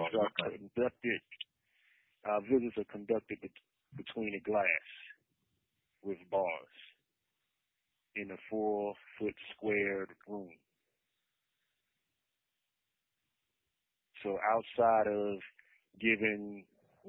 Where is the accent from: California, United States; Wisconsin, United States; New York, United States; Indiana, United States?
New York, United States; New York City; now in North Carolina, United States; I'm born and raised in Brooklyn